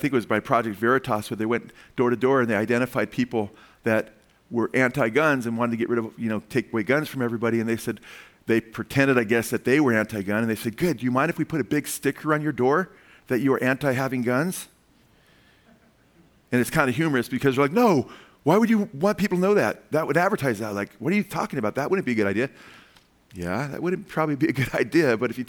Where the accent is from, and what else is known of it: United States